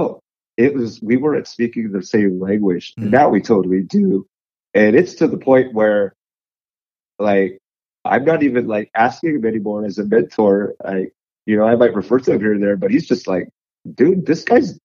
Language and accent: English; United States; I'm the American